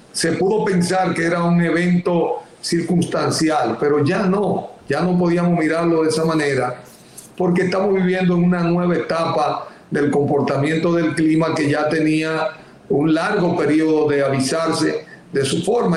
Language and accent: Spanish; Dominican Republic; yo soy un dominicano